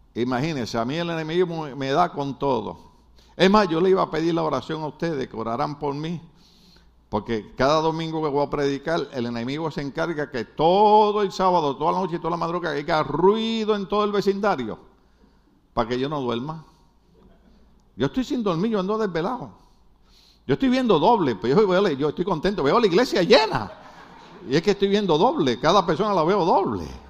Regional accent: Puerto Rico; now in United States; nosotros los puertorriqueños somos gente buena

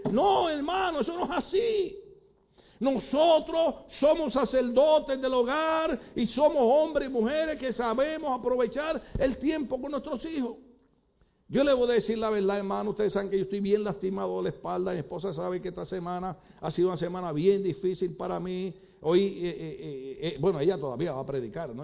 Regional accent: Puerto Rico; moved away; yo soy de Puerto Rico

